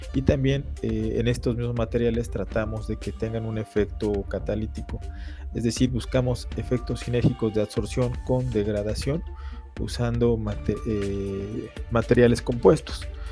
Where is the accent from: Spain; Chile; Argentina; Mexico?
Mexico; nosotros como mexicanos